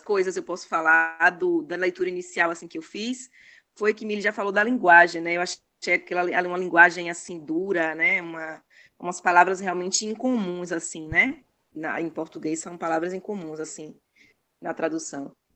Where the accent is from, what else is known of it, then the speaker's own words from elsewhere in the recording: Salvador, Bahia, Brazil; sou de Salvador, Bahia